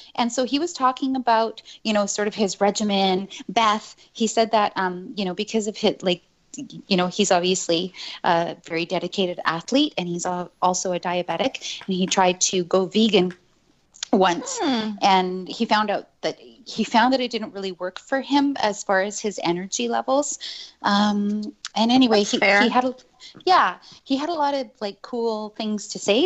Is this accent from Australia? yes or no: no; Montreal, Quebec, Canada; moved away; I grew up in Montreal, right? I think that I'm the only one of us that has lived in Montreal